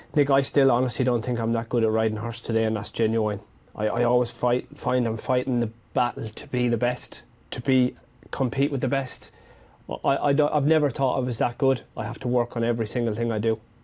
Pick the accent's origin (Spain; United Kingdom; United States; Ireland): Ireland; growing up in Ireland